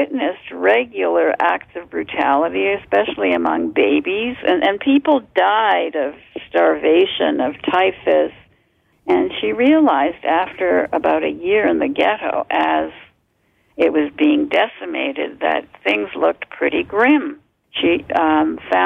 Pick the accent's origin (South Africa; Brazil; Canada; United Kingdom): Canada; also born or lived in Poland / Montreal / Toronto; I grew up in Canada. I lived in Montreal for the first few years when we came in 48 also, and then in Toronto.